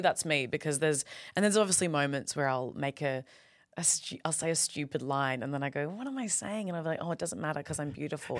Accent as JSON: {"language": "English", "town": "Perth", "region": "Western Australia", "country": "Australia", "said": "I'm from Perth. I love Perth"}